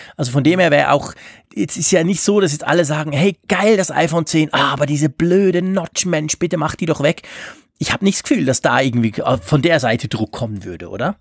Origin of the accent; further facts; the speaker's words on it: Switzerland; ich komme aus der Schweiz